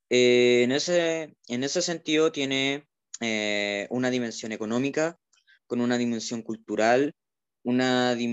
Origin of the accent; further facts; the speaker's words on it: Chile; nosotros como chilenos